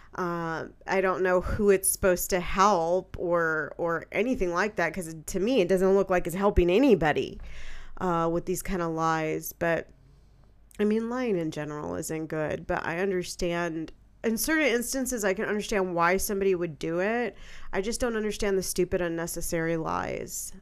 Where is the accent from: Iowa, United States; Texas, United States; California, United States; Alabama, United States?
California, United States; San Francisco; moved away; I'm born and raised in San Francisco, California. You know, that's my hometown